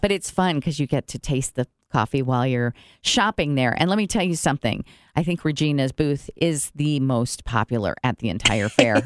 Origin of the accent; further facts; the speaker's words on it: Brazil; now in Goshen, United States; I grew up in Brazil, and I, we had good coffee there